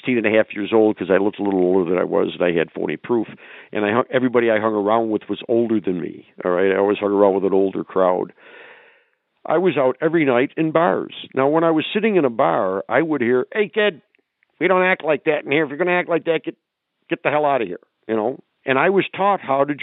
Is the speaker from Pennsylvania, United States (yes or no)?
no; New York, United States; I grew up in New York State. And when I was a kid growing up in New York State